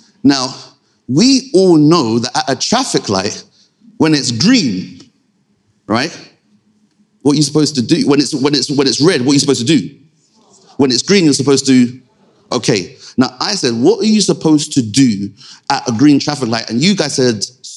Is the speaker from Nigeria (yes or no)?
yes; Nigeria; Being Nigerian, having a, you know, clearly a Nigerian background